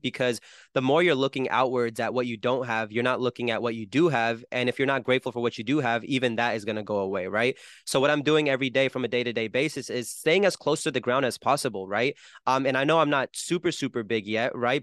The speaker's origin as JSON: {"language": "English", "region": "New Jersey", "country": "United States", "said": "I'm from Jersey where I don't know a single musician"}